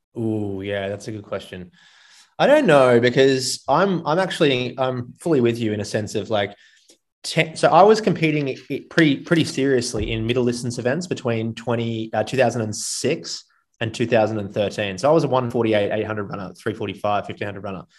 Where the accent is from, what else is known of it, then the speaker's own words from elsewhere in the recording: Gold Coast, Queensland, Australia; Going from a surfing culture on the Gold Coast in Australia to the middle of Texas was not easy for a 19 year old